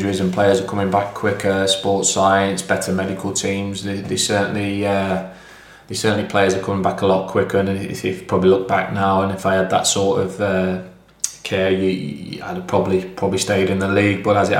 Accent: Mansfield, East Midlands, United Kingdom; it was always my dream to play for my hometown team. You know, I was a Mansfield fan. My granddad used to take me to the games. He was a steward at the club. So I lived a mile away from the ground in Ladybrook, a rough town in Mansfield.

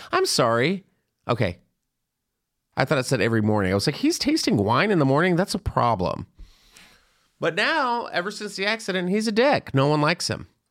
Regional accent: Texas, United States; I grew up in Texas

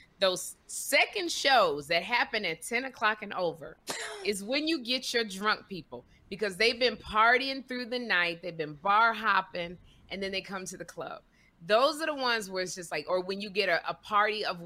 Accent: Chicago, Illinois, United States; I'm from Chicago

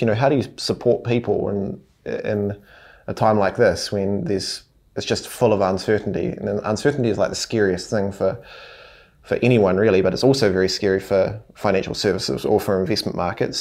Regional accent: Hawera, Taranaki, New Zealand; We grew up in Harwada in Taranaki, so a small town.

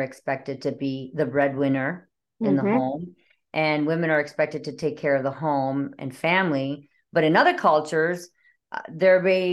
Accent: Canada; I'm from Canada

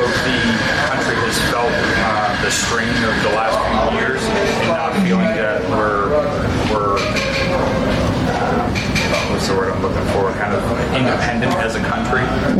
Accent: Hillsborough, New Hampshire, United States; from Hillsboro, so little town guy.

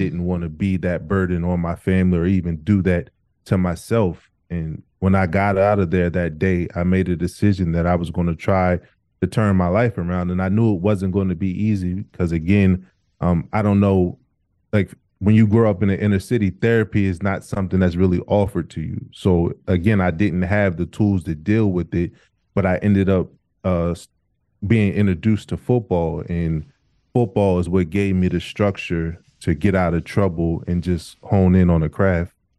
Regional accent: Wilmington, Delaware, United States; also born or lived in Camden, New Jersey; I was born in Camden, New Jersey, and when our house caught on fire when I was around two years old, I moved to Delaware, Wilmington, Delaware, um, where I was raised.

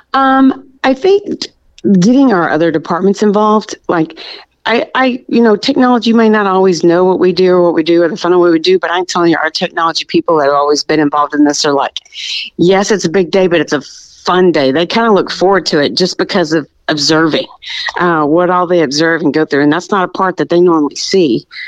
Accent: Birdville ISD, Texas, United States; I was born and raised in Birdville ISD

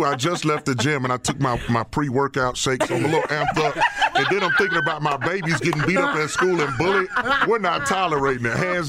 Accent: Alabama, United States; I was raised in Alabama, and in my household, you really couldn't express yourself.

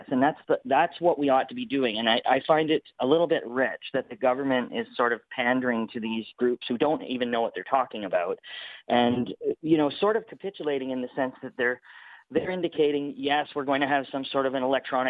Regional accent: Canada; we're pretty close to being American. So as go the Americans, likely so go the Canadians

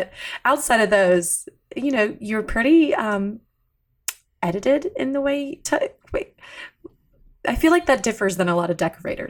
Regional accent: Alabama, United States; I'm from Alabama

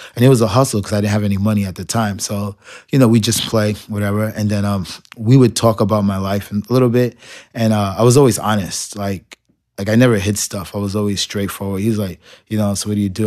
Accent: New York City, New York, United States; I grew up in Marble Projects

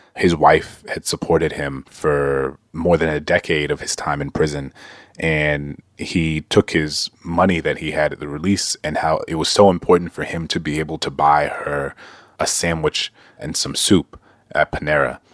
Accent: Louisiana, United States; Louisiana, my home state

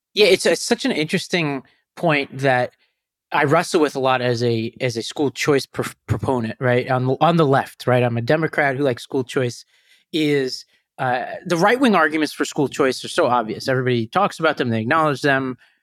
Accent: New York City, New York, United States; where I came from, Staten Island

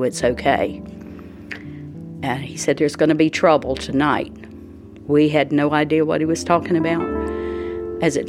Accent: Pembroke, North Carolina, United States; we grew up in Pembroke, everybody we knew was the same as we were

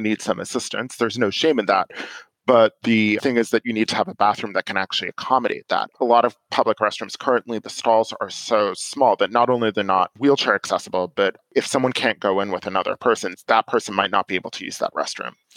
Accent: New York, United States; moved away as an adult; now in Silver Spring, Maryland, United States; I'm originally from New York and I lived in New York for a while after finishing college

